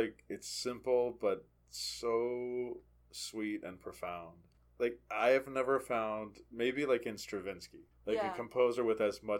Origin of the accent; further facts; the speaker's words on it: Charlottesville, Virginia, United States; I grew up in Charlottesville.